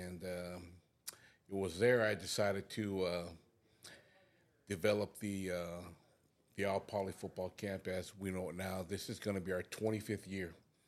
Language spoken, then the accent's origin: English; American Samoa; I'm originally from American Samoa. I come from a family of 17, traditional Polynesian families, real big